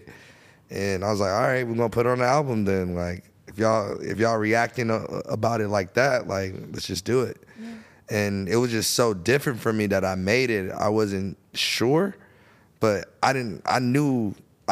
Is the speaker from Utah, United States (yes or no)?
no; Florida, United States; I'm from Florida.